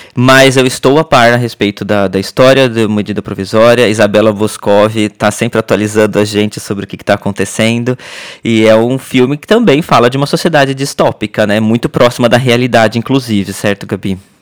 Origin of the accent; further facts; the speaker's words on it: Brazil; moved away; A gente parece que fica mais brasileiro quando sai do Brasil